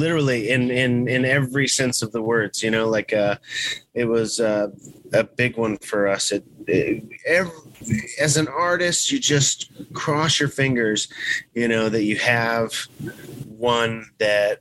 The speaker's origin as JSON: {"language": "English", "region": "Texas", "country": "United States", "said": "We're from Texas"}